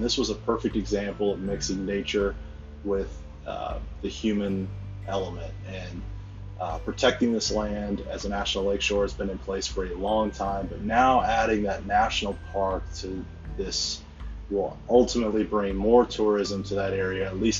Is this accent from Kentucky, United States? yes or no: yes; Kentucky, United States; my home state of Kentucky